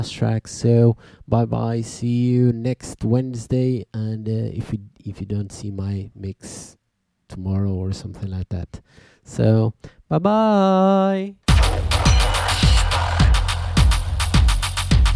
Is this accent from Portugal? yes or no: yes; Portugal; we are from Portugal